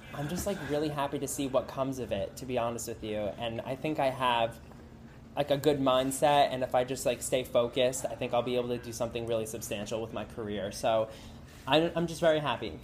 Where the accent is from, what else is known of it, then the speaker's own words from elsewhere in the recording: New Jersey, United States; moved away as an adult; now in Los Angeles, United States; I'm from New Jersey. I actually just moved to Los Angeles three weeks ago.